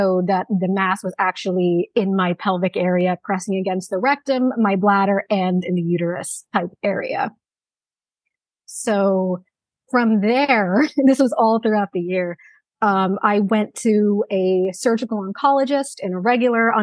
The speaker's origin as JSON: {"language": "English", "region": "New Jersey", "country": "United States", "said": "I'm from New Jersey"}